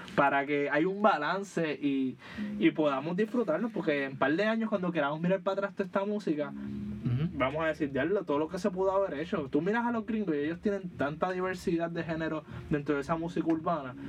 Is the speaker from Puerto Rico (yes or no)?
yes; Puerto Rico; cuando nos pensamos como puertorriqueños